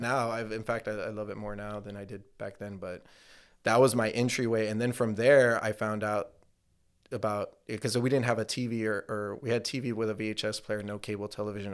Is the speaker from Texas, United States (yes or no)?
yes; McAllen, Texas, United States; moved away as an adult; also born or lived in Pharr, Texas; I was born in McAllen Medical Center, dude, uh, in the eighties